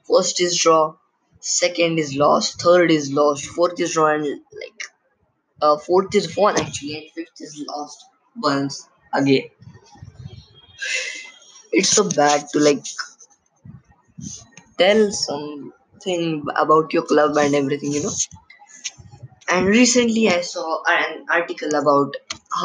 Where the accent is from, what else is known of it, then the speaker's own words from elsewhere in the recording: India; I'm from India